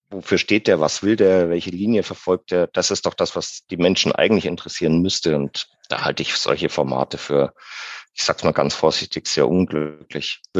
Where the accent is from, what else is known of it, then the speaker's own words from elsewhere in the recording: Bavaria, Germany; Ich bin allerdings auch leidensfähig. Ich bin Franke. Insofern könnte ich jetzt äh, sagen, ich habe mit Nürnberg überhaupt keine Probleme.